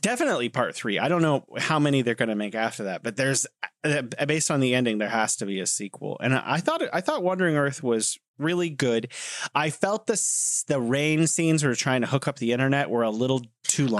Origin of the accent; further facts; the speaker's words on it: United States; I grew up in America and watching American movies